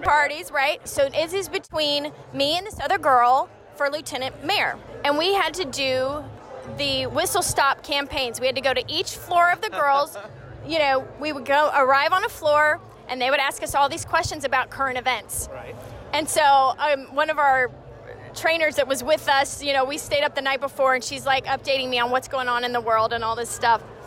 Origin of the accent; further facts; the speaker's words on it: Albuquerque, New Mexico, United States; moved away; I'm from Albuquerque